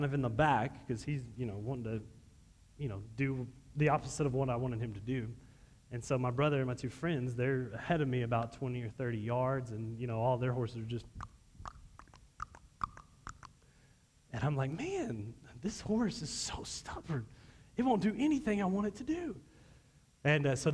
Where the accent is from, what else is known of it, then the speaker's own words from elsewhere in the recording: Texas, United States; I'm from Texas